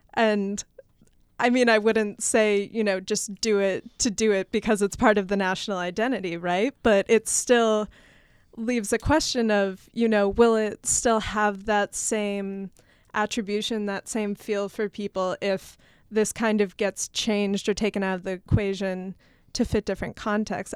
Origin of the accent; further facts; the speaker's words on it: Massachusetts, United States; moved away; originally from Massachusetts, and when I go back home